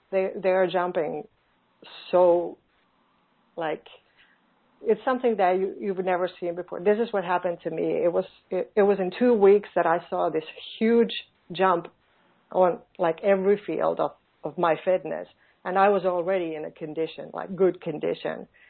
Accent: Finland; born or raised there; English is a second language

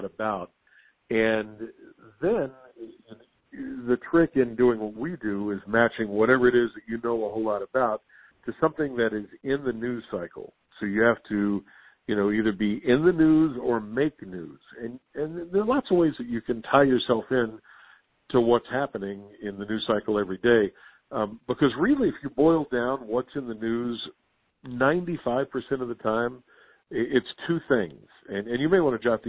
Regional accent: West Virginia, United States; also born or lived in Las Vegas / Orlando / Salt Lake City; now in Washington, D.C., United States; back home in my home state of West Virginia

